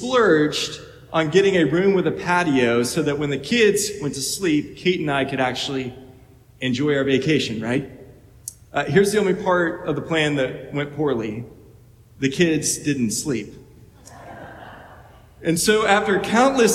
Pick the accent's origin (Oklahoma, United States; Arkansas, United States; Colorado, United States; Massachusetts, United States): Arkansas, United States; Little Rock; moved away as an adult; the first 18 years of my life growing up in Little Rock, Arkansas